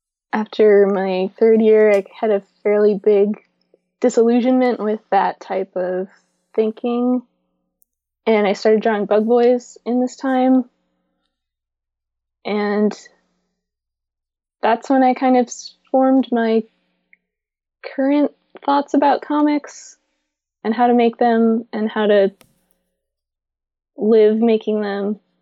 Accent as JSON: {"language": "English", "town": "Seattle", "region": "Washington", "country": "United States", "tie": "born or raised there", "also_born_or_lived": "Brooklyn", "said": "lived in Brooklyn for 3 more years, and then I came back to Seattle about 2 years ago."}